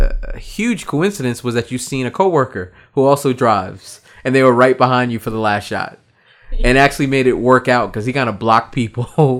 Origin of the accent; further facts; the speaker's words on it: New York, United States; moved away; I was originally from New York